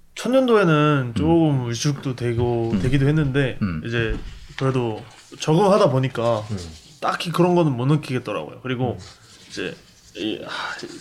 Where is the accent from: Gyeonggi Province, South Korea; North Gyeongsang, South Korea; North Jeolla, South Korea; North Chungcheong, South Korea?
Gyeonggi Province, South Korea; Yongin; moved away as an adult; also born or lived in Seoul; 서울 출생인데 용인에서 자랐죠.